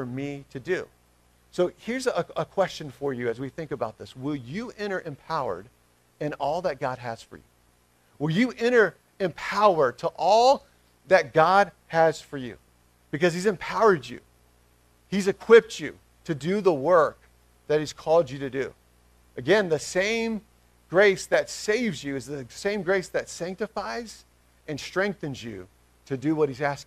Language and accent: English; Smyrna, United States; moved away; Smyrna First Baptist, which is my hometown where I'm from